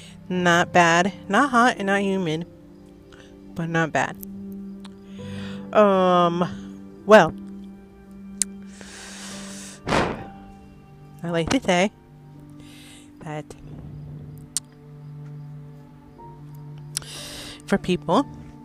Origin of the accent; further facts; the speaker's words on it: Concord, New Hampshire, United States; I was born and raised in New Hampshire